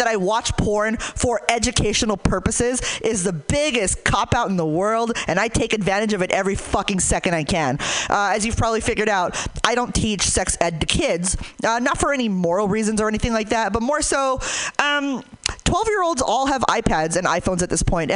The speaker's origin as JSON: {"language": "English", "town": "Hayward", "region": "California", "country": "United States", "said": "I'm from Hayward"}